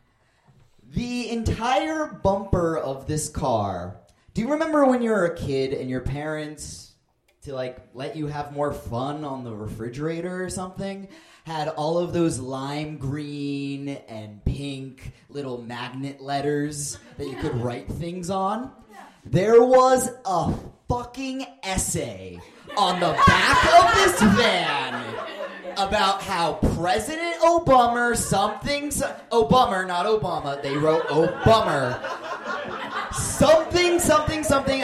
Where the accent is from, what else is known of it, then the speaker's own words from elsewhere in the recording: Phoenix, Arizona, United States; I hail from Phoenix, Arizona